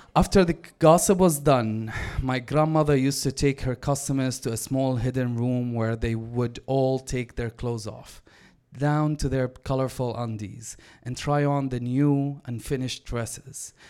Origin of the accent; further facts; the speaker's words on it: Damascus, Damascus Governorate, Syria; now in Vancouver, Canada; I was born and raised in Damascus.